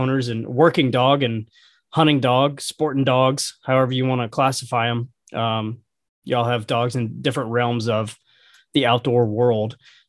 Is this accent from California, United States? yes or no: no; Georgia, United States; my home state down here in Georgia.